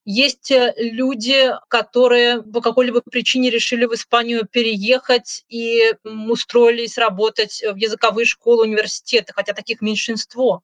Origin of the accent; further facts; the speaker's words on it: Russia; now in Úbeda, Spain; Я ей сказала, что я из России